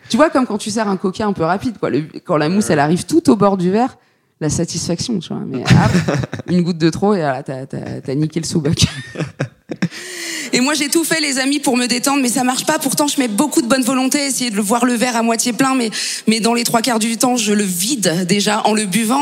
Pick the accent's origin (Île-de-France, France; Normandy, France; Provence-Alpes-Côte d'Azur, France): Île-de-France, France; Paris; non seulement je suis française, mais en plus je suis parisienne.